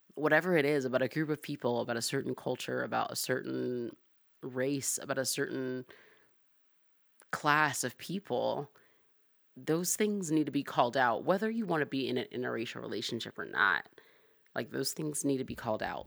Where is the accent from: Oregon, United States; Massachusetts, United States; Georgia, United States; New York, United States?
Georgia, United States; Atlanta; I'm from Atlanta, I'm black